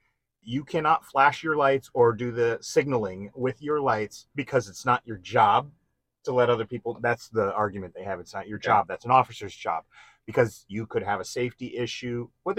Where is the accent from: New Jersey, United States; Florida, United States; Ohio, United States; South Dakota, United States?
New Jersey, United States; Wanaque; accent: East Coast; moved away; I'm from New Jersey too. Where are you?" I was in Wanacue, New Jersey, northern New Jersey.